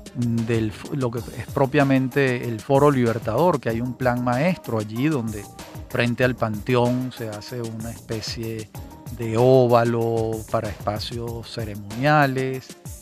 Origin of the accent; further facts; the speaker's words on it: Caracas, Capital District, Venezuela; un edificio muy particular que yo lo veía con frecuencia en mi infancia en el Paraíso